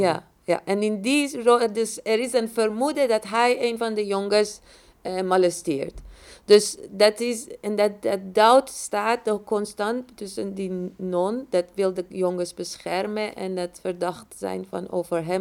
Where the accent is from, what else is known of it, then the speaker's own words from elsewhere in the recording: Iran; moved away as an adult; ik ben in Iran opgegroeid, heb de revolutie meegemaakt, heb een oorlog meegemaakt en dan ook nog gevlucht